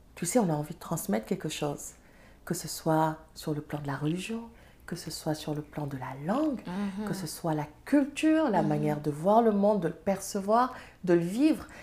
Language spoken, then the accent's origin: French; Serer country, Senegal; first language Serer; French is a second language; now in Canada; suis serrère je parle serrère ma langue, euh, c'est ma langue maternelle